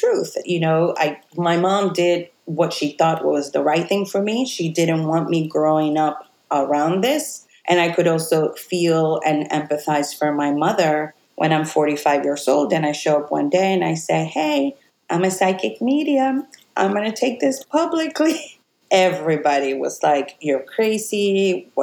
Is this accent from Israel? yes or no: no; Puerto Rico; moved away as an adult; I was born in Puerto Rico on the West Coast.